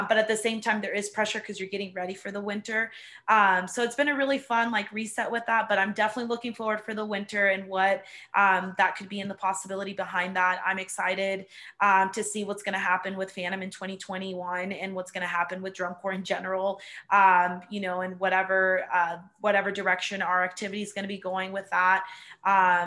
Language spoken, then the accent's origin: English; Cypress, Texas, United States; moved away; I'm originally from Cypress in Houston, Texas. It's like a suburb area